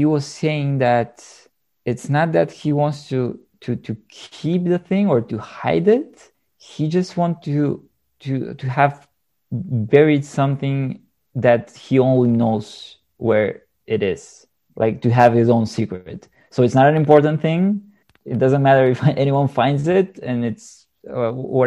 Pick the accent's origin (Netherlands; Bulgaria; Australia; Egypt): Bulgaria; accent: Eastern European; English is a second language; now in Sofia, Bulgaria; I live in Sofia, which is the capital of Bulgaria right now, but my hometown is in a smaller city.